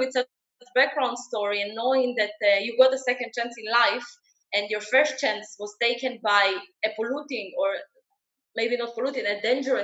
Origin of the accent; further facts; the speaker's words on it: Israel; also born or lived in Ukraine; I'm Israeli, I live in Israel, but I was not born here. I was born in Ukraine in 1986.